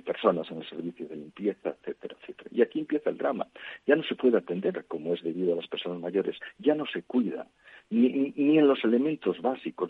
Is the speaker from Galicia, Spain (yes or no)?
yes; Galicia, Spain; en Galicia, de donde yo soy